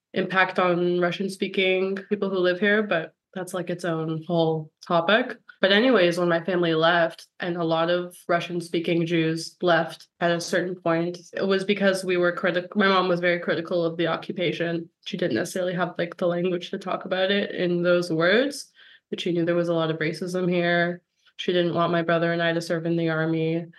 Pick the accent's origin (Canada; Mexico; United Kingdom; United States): Canada; now in Israel; I grew up in the shadow of that in Canada